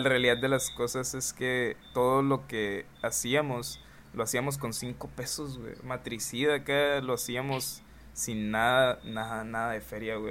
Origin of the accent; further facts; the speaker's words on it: Hermosillo, Sonora, Mexico; en Hermosillo, en Hermosillo, Sonora, que es de donde soy